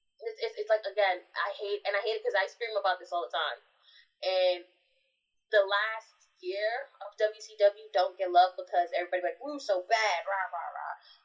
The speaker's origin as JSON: {"language": "English", "country": "United States", "said": "we're American."}